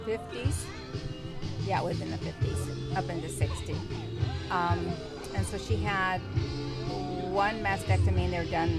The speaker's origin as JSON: {"language": "English", "town": "Portland", "country": "United States"}